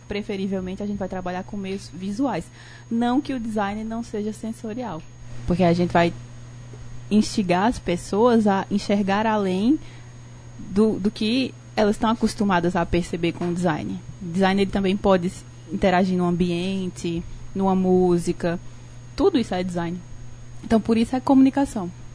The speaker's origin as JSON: {"language": "Portuguese", "town": "Barbalha", "region": "Ceará", "country": "Brazil", "tie": "born or raised there", "said": "tenho 31 anos, sou natural de Barbalha"}